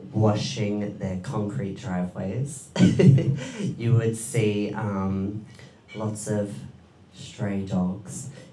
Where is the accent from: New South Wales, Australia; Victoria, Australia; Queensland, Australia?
Victoria, Australia; Diggers Rest; also born or lived in Edinburgh, Scotland; I was born in Scotland, in Edinburgh. And I moved to Victoria with my family when I was about 7 years old. And I grew up in a small country town called Diggers Rest.